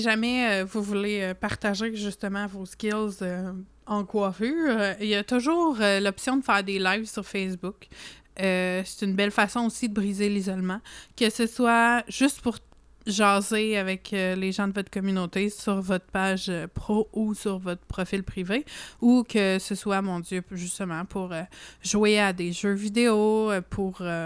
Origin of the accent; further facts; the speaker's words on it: Canada; accent: franco-canadien; also born or lived in Montreal; je suis très fière de mon accent franco-canadien